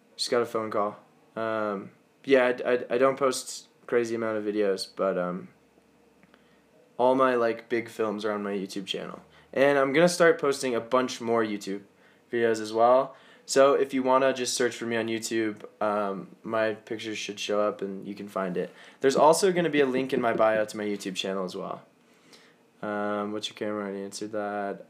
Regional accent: Colorado, United States; I'm from Colorado, and that's where I am right now.

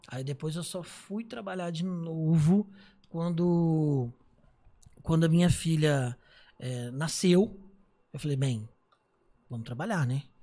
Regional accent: Miguel Pereira, Rio de Janeiro, Brazil; also born or lived in Niterói; era no interior do Rio, era uma cidade chamada Miguel Pereira.

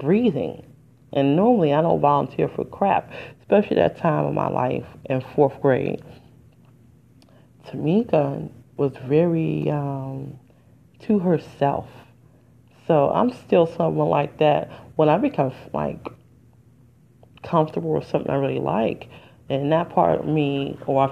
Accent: Detroit, Michigan, United States; I'm from Detroit. And I was going to the public school, and I was in area 4

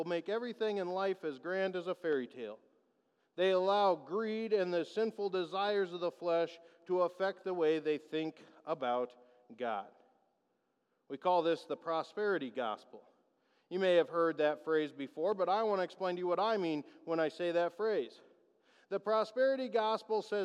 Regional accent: United States; As American Christians, we have let our culture, our society, and our national pride influence our faith

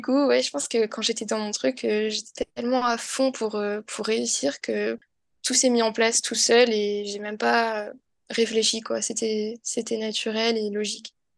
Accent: south of France, France; je suis originaire du sud de la France

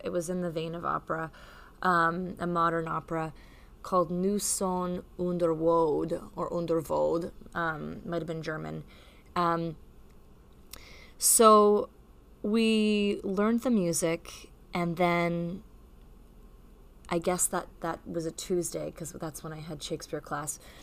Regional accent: Canada; as a Canadian

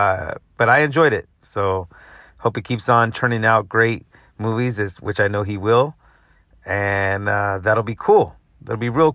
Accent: Central Valley, Northern California, United States; now in Los Angeles, United States; I'm from NorCal, baby. 209 Central Valley representing

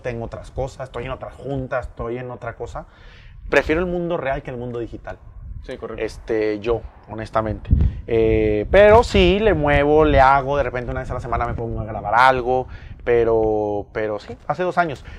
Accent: Mexico; Somos mexicanos

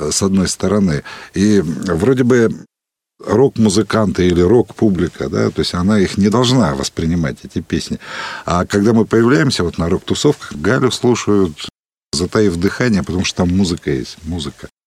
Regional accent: Siberia, Russia; Ну да, я причем такой сибиряк-то с корнями очень давними, дальними.

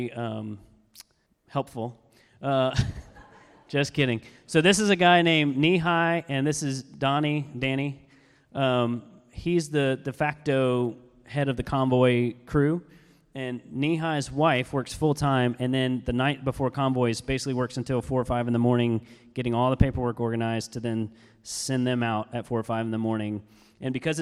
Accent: Georgia, United States; we're from Georgia

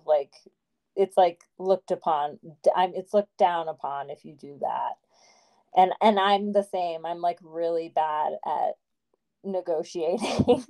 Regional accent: North India, India; And that's interesting because I'm North Indian and that stuff was actually, it felt, you know, I wasn't familiar with it because we don't use some of those terms in our language or like in our just culture, I guess.

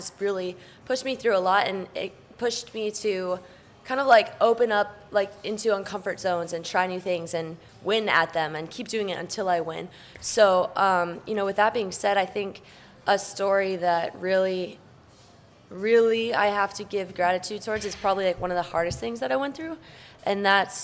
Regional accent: Vail, Colorado, United States; moved away; Growing up in Vail was an absolute dream

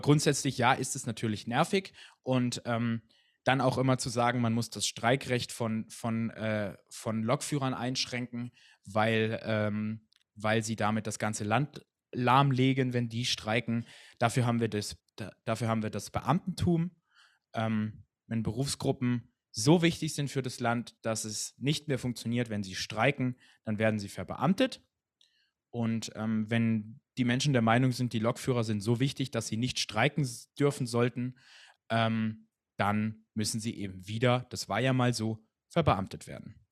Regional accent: Hochschwarzwald, Baden-Württemberg, Germany; ich komme aus dem Hochschwarzwald

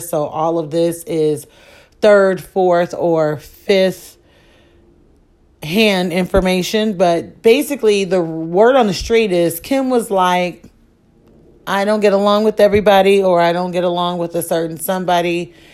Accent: Chicago, Illinois, United States; I am from Chicago

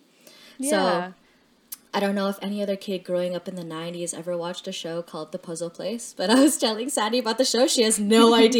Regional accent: Philippines; I knew I was Filipino because, well, I knew I came from the Philippines because my parents came from the Philippines.

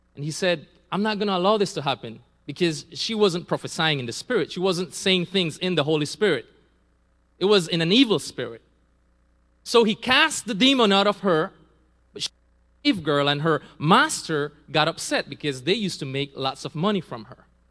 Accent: Belize; also born or lived in San Pedro; I'm from Belize. I was born in Belize

